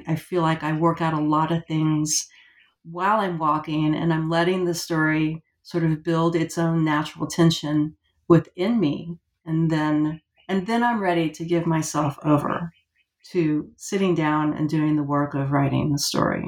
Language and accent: English; Florida, United States; also born or lived in Georgia; Well, so I've lived about half of my life now in Georgia and half in Florida. And I guess Florida, I grew up in Florida.